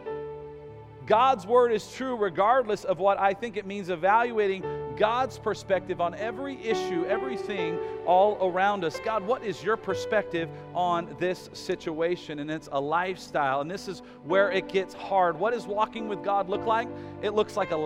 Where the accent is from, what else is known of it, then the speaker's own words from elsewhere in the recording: United States; as American citizens